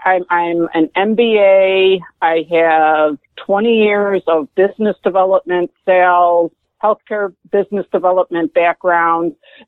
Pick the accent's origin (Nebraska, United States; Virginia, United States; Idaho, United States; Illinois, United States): Illinois, United States; Chicago; moved away as an adult; also born or lived in Burlington, Illinois; now in Texas, United States; Born and bred in Chicago. Born and bred. Cool. South side. Then pretty much lived in the Chicago area for the first 47 years of my life.